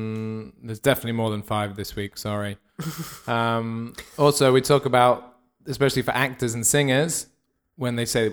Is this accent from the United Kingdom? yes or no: yes; South West England, United Kingdom; also born or lived in Scotland; I was born in Scotland, but I grew up in England.